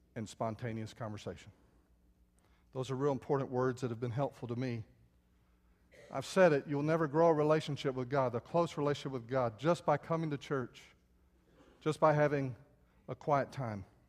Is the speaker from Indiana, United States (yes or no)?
no; San Antonio, Texas, United States; when I was a little boy, I grew up outside San Antonio